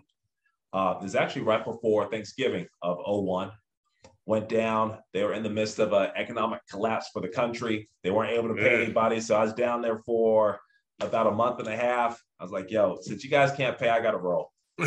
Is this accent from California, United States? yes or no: yes; Lake Elsinore, California, United States; also born or lived in Anaheim; growing up in SoCal